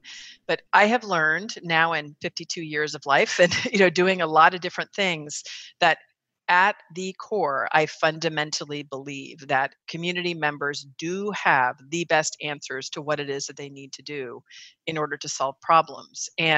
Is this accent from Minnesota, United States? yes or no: no; California, United States; So for me, I think probably the first significant time that I recognized my own leadership qualities was when I grew up in the Bay Area.